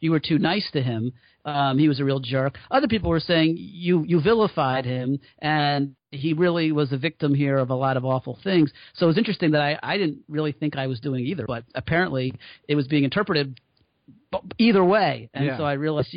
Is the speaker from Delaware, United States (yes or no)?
no; Trenton, New Jersey, United States; when I grew up in the 70s in my neighborhood in Trenton